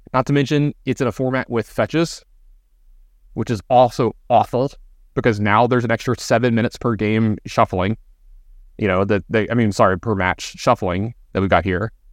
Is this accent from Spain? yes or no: no; Baton Rouge, Louisiana, United States; growing up in Baton Rouge